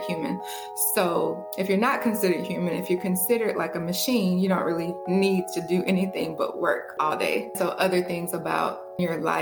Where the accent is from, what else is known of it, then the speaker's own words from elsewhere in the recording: Mississippi, United States; moved away as an adult; now in Atlanta, United States; I'm originally from Mississippi, born and raised, a small town in Mississippi